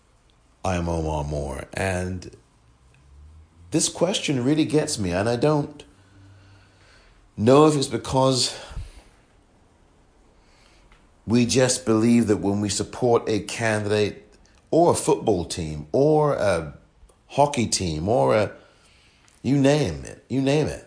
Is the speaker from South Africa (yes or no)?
no; England, United Kingdom; I'm from England